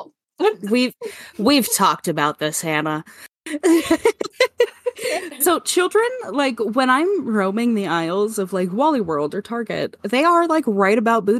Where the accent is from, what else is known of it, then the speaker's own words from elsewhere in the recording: Montana, United States; I was born and raised here in Montana.